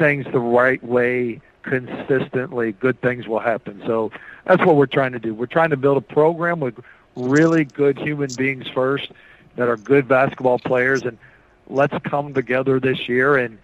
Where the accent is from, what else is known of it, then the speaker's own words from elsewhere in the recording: Noblesville, Indiana, United States; also born or lived in Bloomington, Indiana / Lawrence, Indiana; I'm from Indiana. I grew up in Lawrence and Noblesville, and I was born in Bloomington